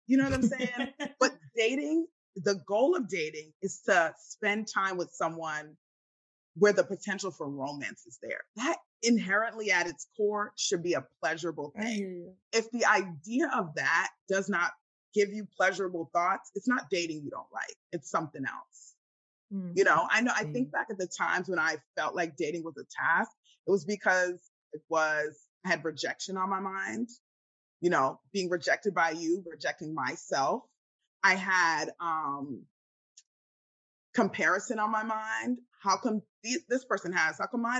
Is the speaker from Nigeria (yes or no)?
yes; Nigeria; I'm Nigerian. If I really wanted to get a husband, I would get somebody to go to the village, bring me someone